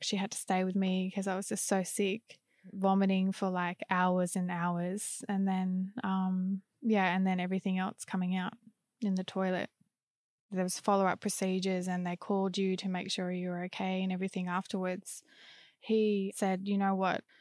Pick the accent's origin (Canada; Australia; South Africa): Australia; moved away as an adult; back to Australia, my hometown at my parents' place